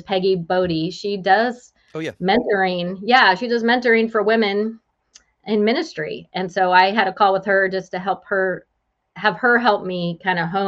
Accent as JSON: {"language": "English", "region": "West Coast", "country": "United States", "also_born_or_lived": "Joplin, Missouri / California", "moved": "as an adult", "lives_now": "Springfield, Illinois, United States", "said": "I'm originally from the West Coast and migrated this way for my husband."}